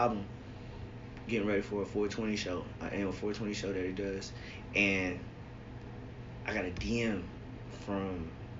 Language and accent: English; Virginia, United States; moved away as an adult; also born or lived in Chesapeake, Virginia / Washington, D.C.; now in Los Angeles, United States; I'm a PK, by the way. My dad's a pastor. You know what I'm saying? Like, I'm always claim Virginia because that's where I was raised. But career-wise, college-wise, I still claim D.C.